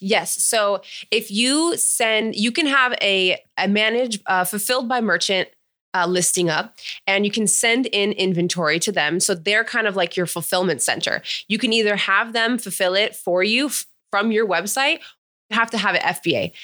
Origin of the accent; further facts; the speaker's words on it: Palm Springs, California, United States; also born or lived in Menifee, California; I grew up in Palm Springs, and then I graduated high school in Menifee, California.